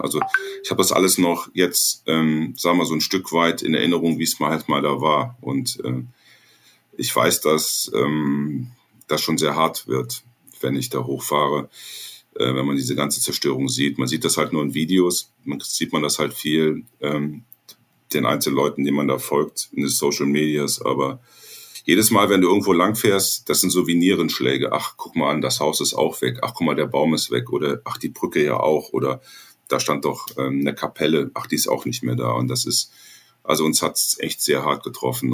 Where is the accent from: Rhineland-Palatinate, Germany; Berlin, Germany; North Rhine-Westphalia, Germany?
Rhineland-Palatinate, Germany; Ahr Valley; ich komme aus dem Ahrtal. Das Ahrtal ist meine Heimat